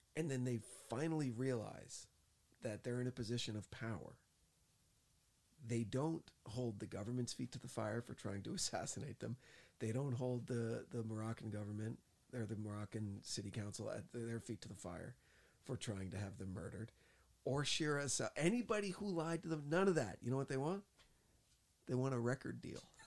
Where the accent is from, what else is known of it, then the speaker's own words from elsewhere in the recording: New Jersey, United States; moved away; I'm from Jersey